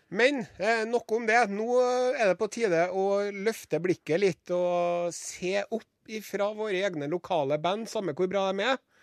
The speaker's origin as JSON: {"language": "Norwegian", "town": "Trondheim", "region": "Trøndelag", "country": "Norway", "said": "som ekte trondhjemmer"}